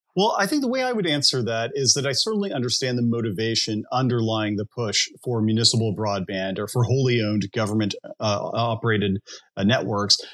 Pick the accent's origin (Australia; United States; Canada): United States; as an American citizen, I who grew up in a rural area